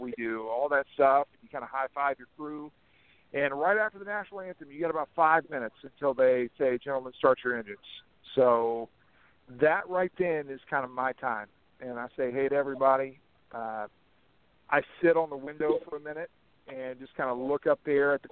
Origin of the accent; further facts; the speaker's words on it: Coila, Mississippi, United States; also born or lived in Memphis, Tennessee; I'm from Mississippi. Originally born in Memphis, Tennessee, but was raised in North Mississippi mostly my entire life, a little small town, Colo, Mississippi